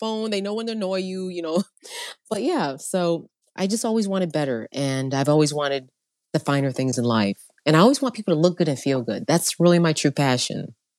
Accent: upstate New York, United States; also born or lived in Long Island, New York; I was born in Long Island, but then my parents split. Long story short, my mom's single mother, having to raise four kids in upstate New York

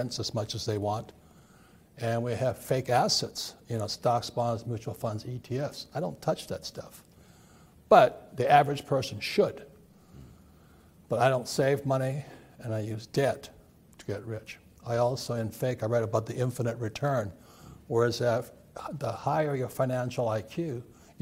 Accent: Hawaii, United States; I grew up in Hawaii, a fourth generation Japanese American

